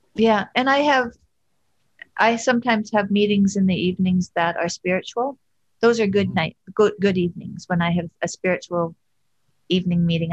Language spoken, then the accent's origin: English; Fairview, Alberta, Canada; accent: Alberta; also born or lived in Montreal / Boston; now in Toronto, Canada; I'm from Alberta, and yeah. I lived in Montreal, and I lived in Boston, and now I live in Toronto. So my Alberta accent that people say they recognize. Oh, I don't think it's as strong as some of the people that I grew up with that are still there.